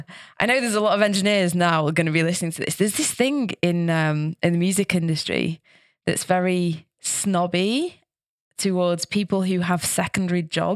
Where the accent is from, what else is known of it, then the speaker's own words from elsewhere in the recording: Manchester, North West England, United Kingdom; yeah, it's never happened to me in Manchester. It was always in different places in the UK. So, I love my hometown and that's another reason why.